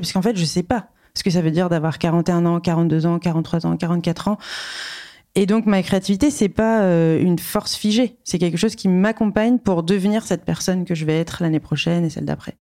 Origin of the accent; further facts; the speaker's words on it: Reims, Grand Est, France; je suis née euh, à Reims